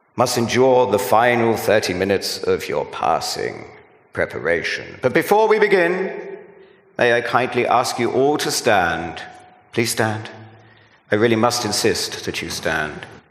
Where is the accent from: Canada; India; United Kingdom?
United Kingdom; I'm a Brit.